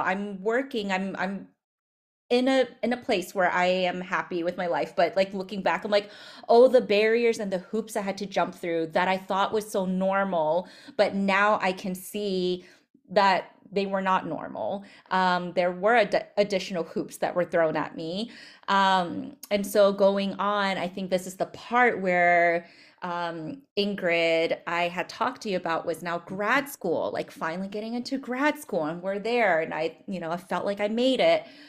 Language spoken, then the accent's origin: English; United States; I'm Asian American